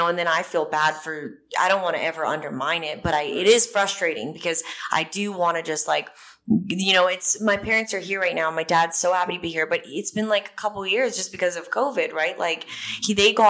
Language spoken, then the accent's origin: English; Canada; moved away as an adult; now in Nashville, United States; I'm from the Rocky Mountains